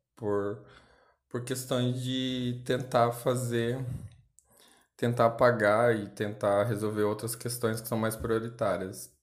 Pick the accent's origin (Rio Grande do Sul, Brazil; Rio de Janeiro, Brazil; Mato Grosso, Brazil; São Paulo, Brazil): Mato Grosso, Brazil; Cáceres; Eu moro em Cáceres, né, que é a cidade onde, onde eu nasci